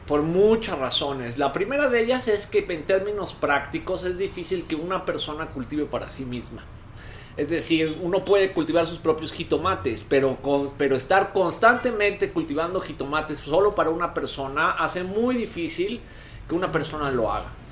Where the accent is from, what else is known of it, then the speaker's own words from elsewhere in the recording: Mexico; como mexicanos